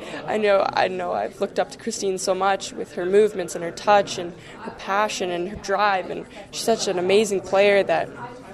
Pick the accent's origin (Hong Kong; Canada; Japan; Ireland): Canada; Chilliwack, British Columbia; also born or lived in Burnaby; leaving the West Coast and leaving my family and my hometown for the first time